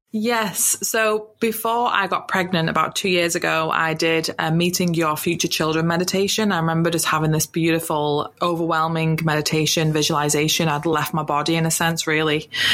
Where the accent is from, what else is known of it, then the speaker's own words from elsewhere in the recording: United Kingdom; moved away as an adult; now in New Zealand; I'm from the UK. You can tell from my accent